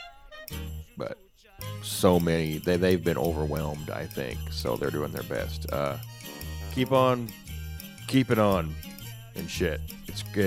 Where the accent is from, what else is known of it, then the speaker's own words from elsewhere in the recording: the South, United States; I'm from the South